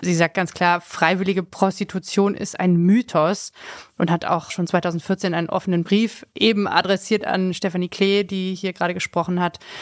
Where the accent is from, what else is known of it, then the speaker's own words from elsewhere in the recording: Hanover, Lower Saxony, Germany; now in Berlin, Germany; als Hannoveraner